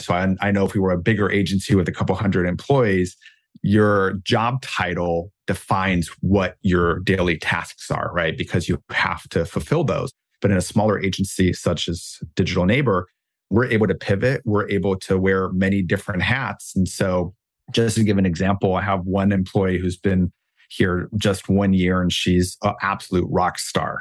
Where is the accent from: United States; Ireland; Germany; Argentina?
Germany; moved away; I grew up in Germany, my German upbringing